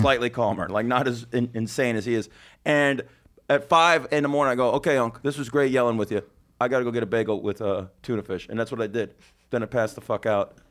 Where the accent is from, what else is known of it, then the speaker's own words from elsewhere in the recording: Las Vegas, Nevada, United States; now in New York, United States; in sleazy Vegas, my hometown